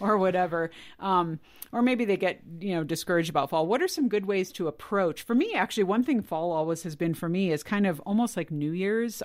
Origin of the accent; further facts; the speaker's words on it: California, United States; moved away; I grew up in California